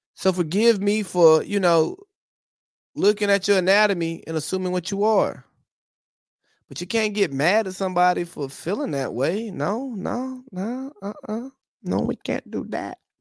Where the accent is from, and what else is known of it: United States